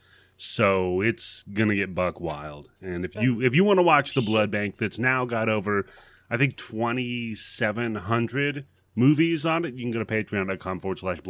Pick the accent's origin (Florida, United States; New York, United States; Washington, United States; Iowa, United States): Washington, United States; Seattle; I grew up here